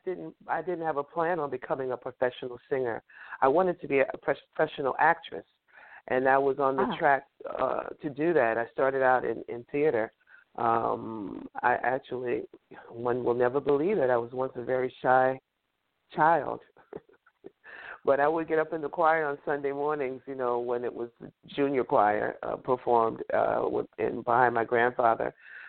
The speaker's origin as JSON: {"language": "English", "region": "North Carolina", "country": "United States", "tie": "born or raised there", "also_born_or_lived": "New York City", "said": "Well, I was born here in New York City. My father was a New Yorker. My mother was a Southerner. And, you know, they had their divorce. We moved, my mother and my brothers and I moved to North Carolina with her parents."}